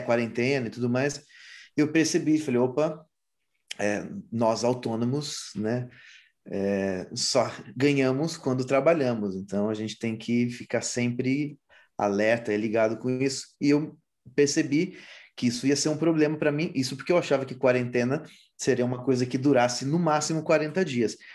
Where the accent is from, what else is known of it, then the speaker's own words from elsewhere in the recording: São Simão, São Paulo, Brazil; moved away; also born or lived in São Bernardo do Campo / Madrid; Até os quatro anos eu morei no ABC, em São Bernardo do Campo. E aí, ainda com 3, 4 anos, fui para São Simão, interior de São Paulo, perto de Ribeirão Preto. E cresci lá